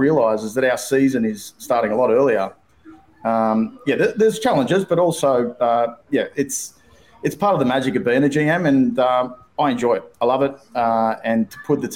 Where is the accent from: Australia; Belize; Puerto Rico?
Australia; moved away as an adult; now in United States; being an Australian